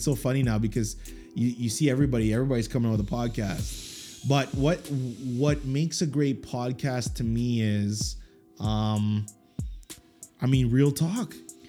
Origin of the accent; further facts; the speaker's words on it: Dorchester, Massachusetts, United States; I'm from Dorchester.